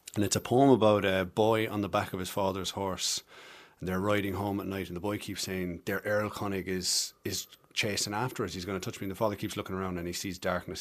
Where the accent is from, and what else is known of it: Passage West, Munster, Ireland; born or raised there; accent: Irish; also born or lived in Camberwell, London, England / Galway, Ireland / Cork, Ireland